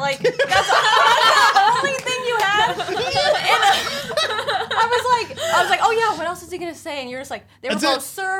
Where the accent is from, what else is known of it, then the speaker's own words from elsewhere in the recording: West Coast, United States; I grew up on the West Coast. I feel like it's more like relaxed.